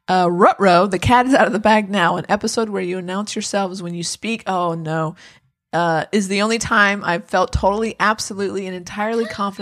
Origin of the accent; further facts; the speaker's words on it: United Kingdom; I just assumed that was because I'm British and hearing impaired.